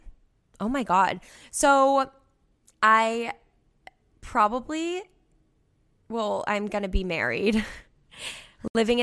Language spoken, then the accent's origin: English; Cape Cod, Massachusetts, United States; I'm the girl from the Cape worked at the resort 3 years ago